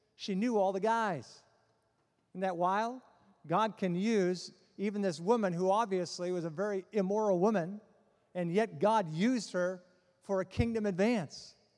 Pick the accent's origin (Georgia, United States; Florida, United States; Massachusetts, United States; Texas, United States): Massachusetts, United States; Boston; I'm from Boston